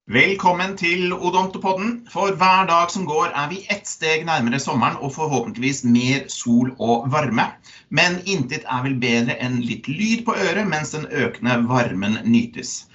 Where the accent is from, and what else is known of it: Norway